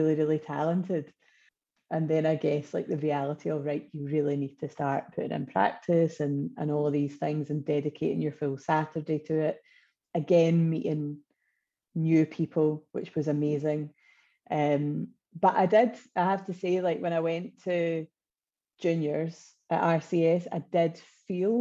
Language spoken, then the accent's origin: English; Wishaw, Scotland, United Kingdom; I come from originally Wishaw in North Lanarkshire.